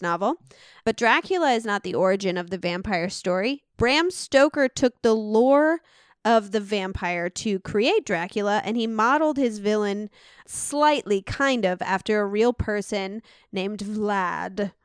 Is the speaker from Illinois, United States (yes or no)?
yes; Illinois, United States; We're from Illinois